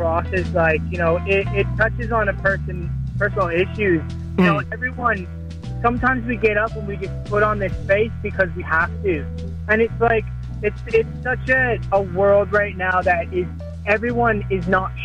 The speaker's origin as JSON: {"language": "English", "town": "Toronto", "region": "Ontario", "country": "Canada", "tie": "born or raised there", "also_born_or_lived": "Nova Scotia, Canada", "moved": "as an adult", "lives_now": "Sydney, Australia", "said": "I'm originally from Nova Scotia, but I grew up in Toronto pretty much."}